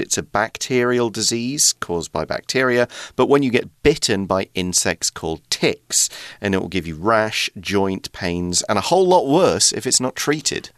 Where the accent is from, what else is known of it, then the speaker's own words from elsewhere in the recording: United Kingdom; now in Taiwan; I'm British because uh, I'm from the UK